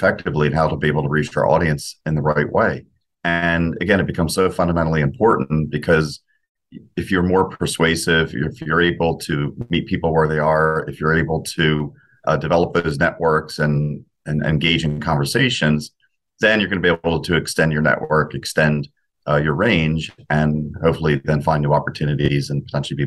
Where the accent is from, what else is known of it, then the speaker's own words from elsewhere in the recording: Philadelphia, Pennsylvania, United States; we were both from Philly